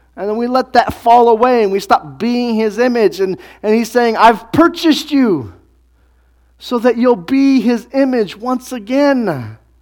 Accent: United States; we're from America in twenty-first century

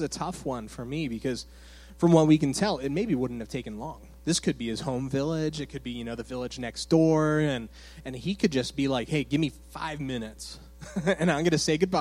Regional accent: Phoenix, Arizona, United States; moved away as an adult; also born or lived in Michigan; I'm from Phoenix, Arizona, originally. And so I was raised in the church

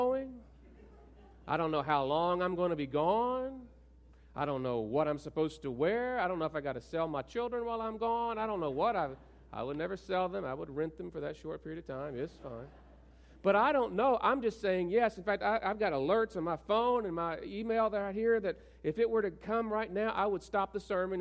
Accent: South Arkansas, United States; I'm from South Arkansas, and we don't wear our pajamas in front of other people

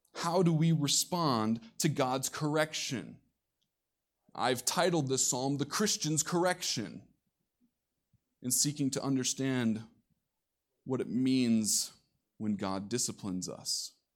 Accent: Iowa, United States; Coming from the Midwest myself, being born and raised in Iowa

